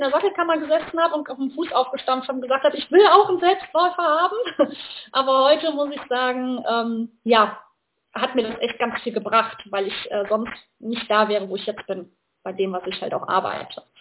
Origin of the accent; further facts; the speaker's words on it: North Rhine-Westphalia, Germany; komme aus der Nähe von Köln und was mache ich?